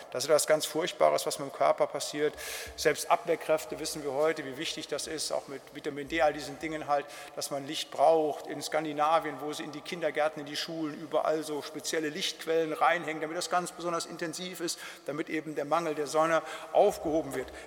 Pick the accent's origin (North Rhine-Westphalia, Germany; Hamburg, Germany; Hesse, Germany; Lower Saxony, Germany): North Rhine-Westphalia, Germany; ich komme ja aus dem Siegerland, da war so 50 Prozent der Bewaldung, das waren dann so Fichtenmonokulturen